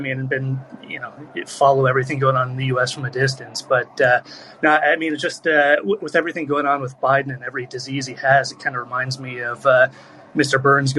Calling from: Seoul, South Korea; I'm calling in from Seoul, Korea.

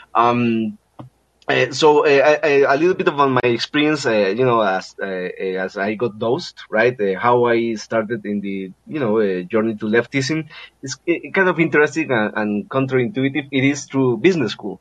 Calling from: Costa Rica; I'm calling from Costa Rica.

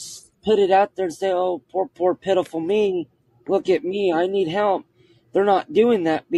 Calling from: Kokomo, Indiana, United States; I'm calling from Kokomo, Indiana.

